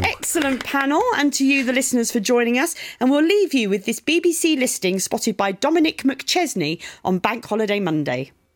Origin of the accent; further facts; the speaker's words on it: Brighton, South East England, United Kingdom; my hometown of Brighton